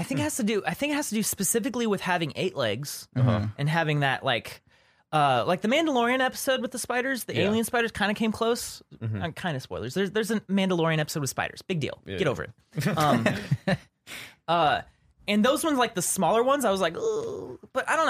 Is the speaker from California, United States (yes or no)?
no; Louisiana, United States; So I used to think it was because I grew up in Louisiana and they have these banana spiders there